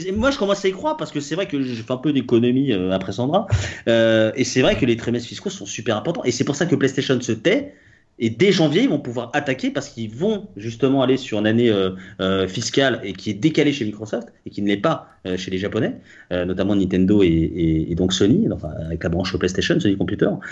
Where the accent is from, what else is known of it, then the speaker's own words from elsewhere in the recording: Paris, Île-de-France, France; je suis français, parisien